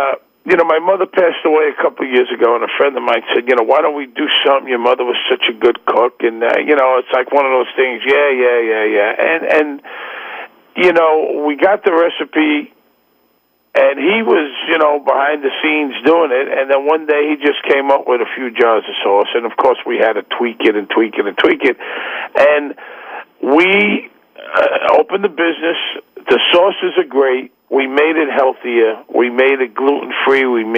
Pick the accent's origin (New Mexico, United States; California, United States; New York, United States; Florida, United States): New York, United States; Brooklyn; now in Manhattan, United States; I live in Manhattan. I'm from Brooklyn. People that I grew up with don't eat jar sauce.